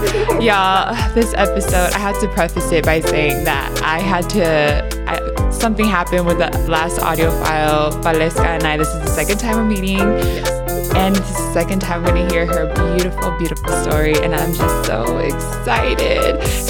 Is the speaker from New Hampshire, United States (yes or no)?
no; California, United States; I grew up in California, you grew up in North Jersey.